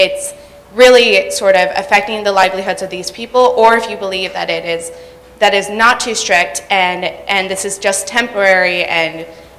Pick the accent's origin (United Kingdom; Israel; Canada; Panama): Panama; moved away; I'm actually originally from Panama, where there are plenty of mining operations.